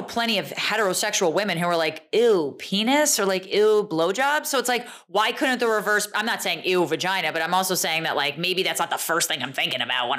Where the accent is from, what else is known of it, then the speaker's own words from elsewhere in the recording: United States; we both grew up in, you know, kind of suburbs of Manhattan here.